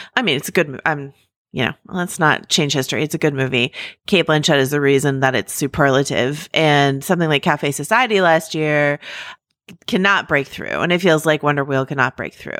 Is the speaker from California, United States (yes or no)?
yes; Mill Valley, California, United States; I grew up in Mill Valley. It's right across the bridge from San Francisco.